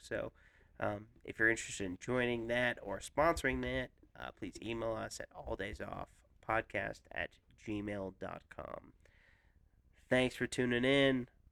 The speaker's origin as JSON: {"language": "English", "region": "Colorado", "country": "United States", "said": "I'm from Colorado"}